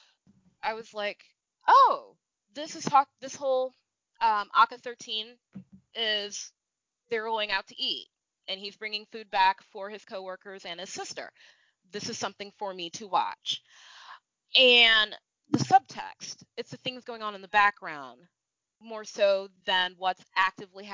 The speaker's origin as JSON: {"language": "English", "country": "United States", "tie": "born or raised there", "said": "growing up in the States, I'm not white"}